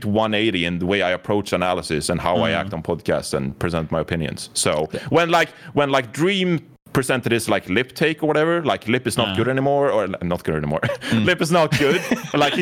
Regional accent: Sweden; I'm from Sweden

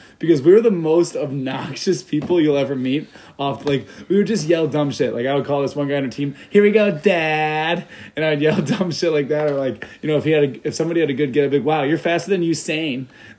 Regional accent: Deerfield, Illinois, United States; I am from a northern suburb of Chicago. I'm from Deerfield, Illinois, originally. Grew up in Deerfield, ended up going to Lake Forest High School, graduated from there.

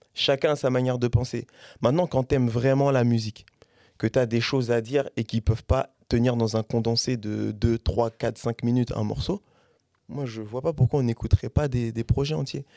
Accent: Caen, Normandy, France; also born or lived in Paris; je suis de Caen, sur Paris aussi

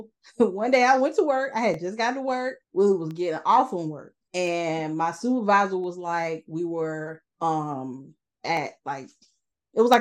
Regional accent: Atlanta, Georgia, United States; moved away; I was from Atlanta. So I went to Atlanta.

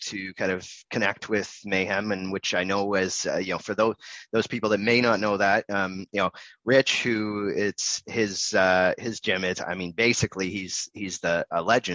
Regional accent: Canada; I'm Canadian as well.

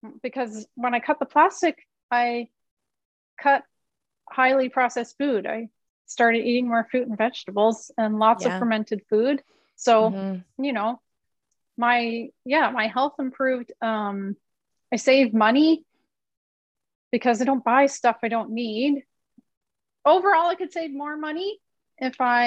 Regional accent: Canada; moved away; I'm from Canada

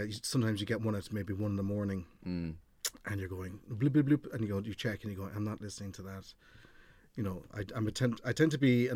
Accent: North Cork, Munster, Ireland; moved away; also born or lived in London; I was born in London, and my parents bought a pub in North Cork around 82. Again, aging myself. But so we moved. I was about 6 or 7 and moved from London to a very rural part of North Cork.

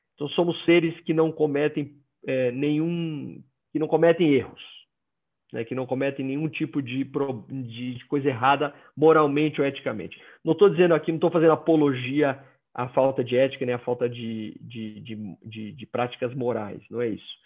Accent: Maceió, Alagoas, Brazil; accent: nordestino; moved away as an adult; now in Curitiba, Brazil; pelo meu sotaque eu não sou do sul eu sou nordestino eu cresci em Maceió Alagoas cresci lá

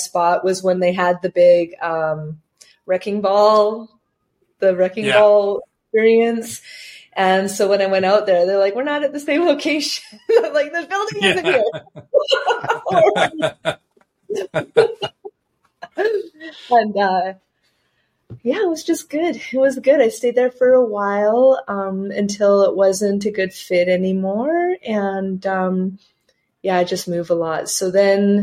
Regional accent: Campbell River, British Columbia, Canada; I went back up to Campbell River. I moved that business to my hometown

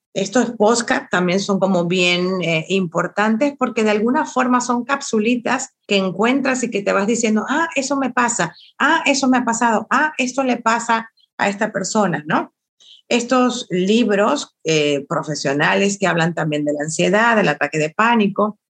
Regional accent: Venezuela; now in Mexico; sí soy venezolana, pero tengo ya 15 años aquí en México, que también es mi tierra

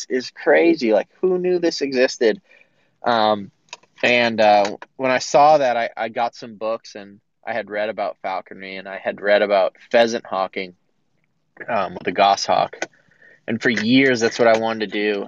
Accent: Massachusetts, United States; I grew up in Massachusetts, mostly deer and turkey hunting

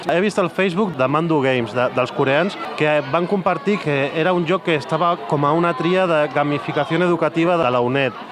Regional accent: Benicarló, Valencian Community, Spain; now in Madrid, Spain; Soc valencià del nord, soc de Benicarló, però visc a Madrid.

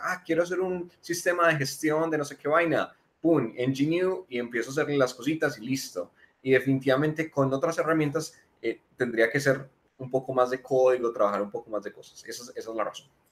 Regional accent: Manizales, Caldas, Colombia; moved away as an adult; now in Medellín, Colombia; Yo soy de Manizales, eh, vivo en Medellín hace tres años

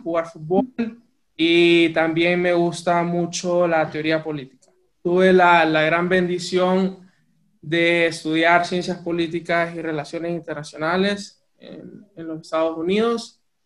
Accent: Tegucigalpa, Francisco Morazán, Honduras; moved away as an adult; also born or lived in United States; nací y crecí en Tegucigalpa, Honduras

